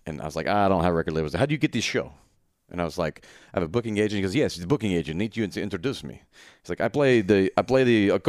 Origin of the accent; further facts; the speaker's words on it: Memphis, Tennessee, United States; I'm from Memphis and I'm alive, so I've heard of ….